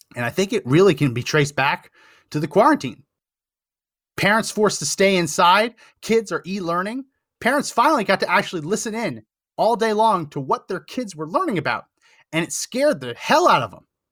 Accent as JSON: {"language": "English", "region": "central New Jersey", "country": "United States", "tie": "born or raised there", "moved": "yes", "lives_now": "Texas, United States", "said": "I grew up in New Jersey."}